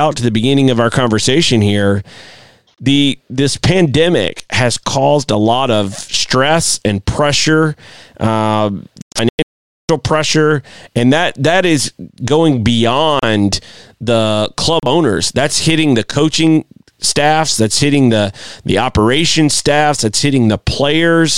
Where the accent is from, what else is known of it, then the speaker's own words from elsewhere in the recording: United States; as an American